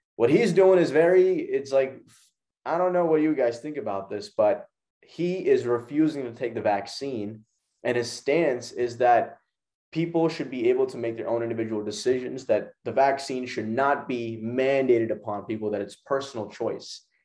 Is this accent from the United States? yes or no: no; Pakistan; my home country of Pakistan